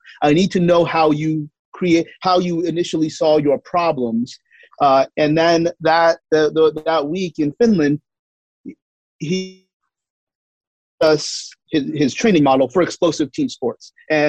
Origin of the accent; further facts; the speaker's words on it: Canada; accent: Canadian; And my Canadian accent, which I'm sure is normal to you guys.